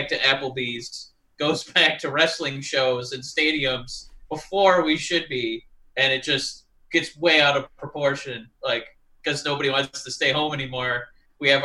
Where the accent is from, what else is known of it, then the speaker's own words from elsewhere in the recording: Michigan, United States; accent: Michigan; my Michigan accent